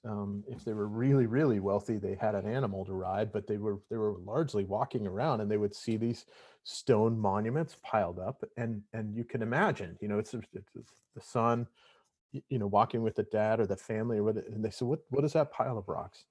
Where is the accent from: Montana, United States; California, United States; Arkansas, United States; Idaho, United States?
Montana, United States; moved away; originally I'm from Montana